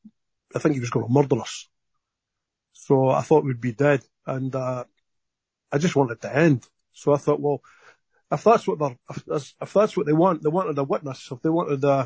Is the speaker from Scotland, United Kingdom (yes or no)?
yes; Dundee, Scotland, United Kingdom; moved away as an adult; now in Australia; my younger days and growing up in Scotland